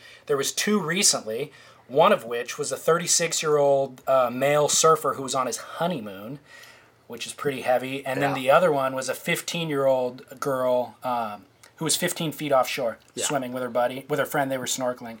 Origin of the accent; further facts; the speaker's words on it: California, United States; but my first memories of him were growing up in Orange County.